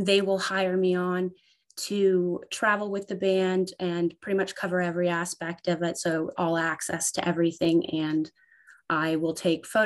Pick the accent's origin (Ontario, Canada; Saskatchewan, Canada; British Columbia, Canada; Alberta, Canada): Ontario, Canada; I am from Ontario, Canada